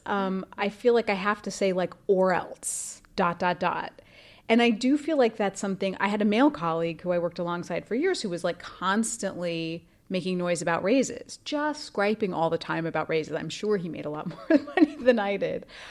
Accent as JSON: {"language": "English", "region": "Idaho", "country": "United States", "tie": "born or raised there", "said": "I grew up in Idaho, which is a very traditional place"}